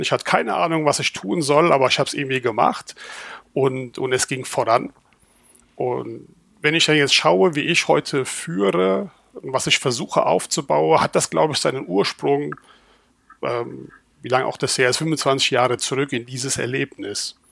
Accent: Rhineland-Palatinate, Germany; also born or lived in Turkey (ancestry); now in Schwäbisch Hall, Germany; ich bin Pfälzer mit türkischer Abstammung

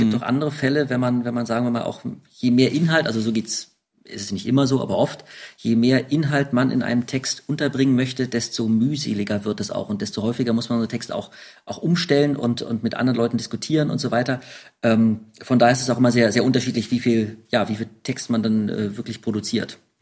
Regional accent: Berlin, Germany; als Urberliner

